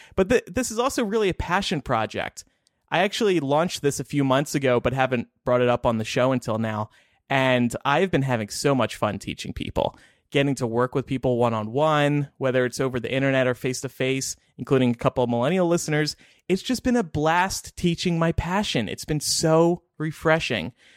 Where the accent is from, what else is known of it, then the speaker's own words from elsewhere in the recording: New Jersey, United States; I grew up in South Jersey